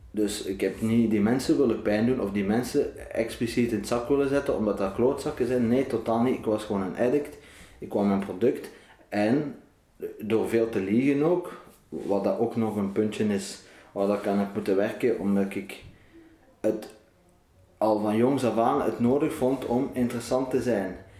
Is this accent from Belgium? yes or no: yes; Ghent, Flanders, Belgium; geboren in Gent, 1995